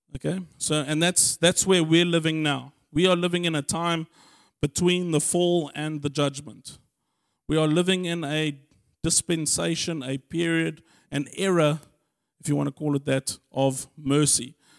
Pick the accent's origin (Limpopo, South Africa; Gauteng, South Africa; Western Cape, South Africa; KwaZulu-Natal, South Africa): Gauteng, South Africa; Germiston; I was born in Germiston